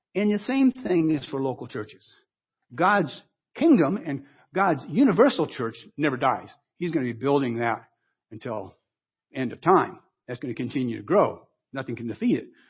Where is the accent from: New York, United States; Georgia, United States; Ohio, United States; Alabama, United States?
Ohio, United States; Wellington; moved away; I went back to my hometown in Ohio